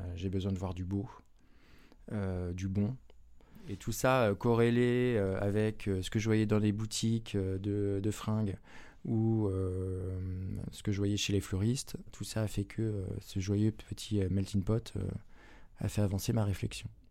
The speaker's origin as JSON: {"language": "French", "town": "Saint-Jean-de-Monts", "region": "Pays de la Loire", "country": "France", "tie": "born or raised there", "said": "je suis originaire de Vendée, d'une commune qui s'appelle Saint-Jean-de-Mont"}